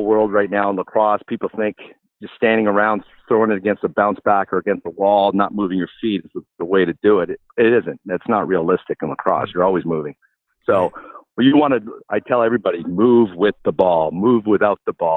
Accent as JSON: {"language": "English", "town": "Victoria", "region": "British Columbia", "country": "Canada", "tie": "born or raised there", "also_born_or_lived": "Kitchener, Ontario / Ottawa, Ontario", "moved": "as an adult", "said": "growing up in Victoria and watching the Victoria Shamrocks play"}